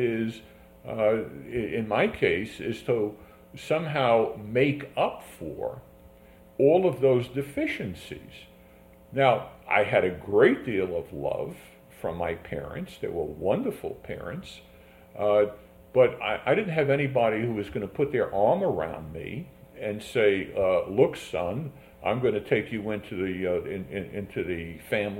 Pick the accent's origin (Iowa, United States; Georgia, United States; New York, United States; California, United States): New York, United States; New York City; I grew up in a tenement in the Bronx